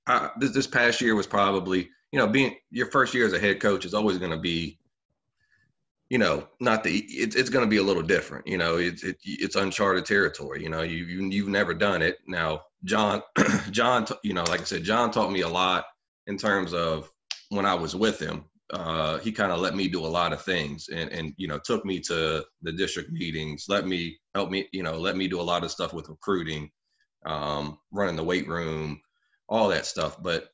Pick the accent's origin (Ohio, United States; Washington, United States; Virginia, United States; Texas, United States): Virginia, United States; Charlottesville; I'm originally from Charlottesville, Virginia. Grew up there, went to Charlottesville High School.